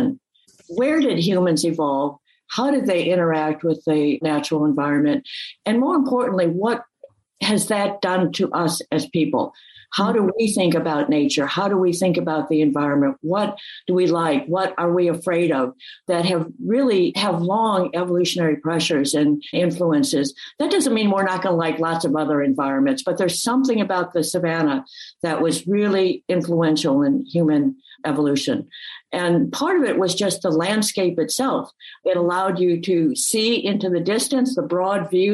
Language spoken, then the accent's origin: English; the Midwest, north of Chicago, Illinois, United States; I grew up in the Midwest in an area not far from north of Chicago